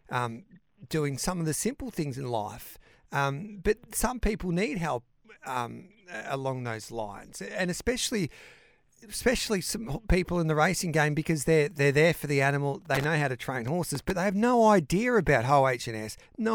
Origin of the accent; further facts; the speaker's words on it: Mildura, Victoria, Australia; moved away; My old town was Mildura